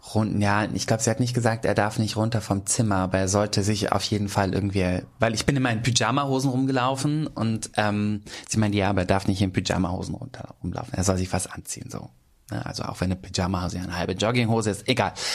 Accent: Schenefeld, Schleswig-Holstein, Germany; moved away as an adult; also born or lived in Nuremberg; now in Hamburg, Germany; jeder weiß, ich komme aus Schenefeld.

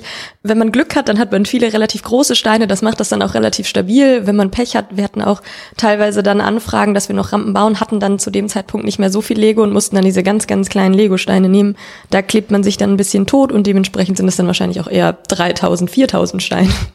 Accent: Cologne, North Rhine-Westphalia, Germany; ich bin keine geborene, aber gebürtige Kölnerin

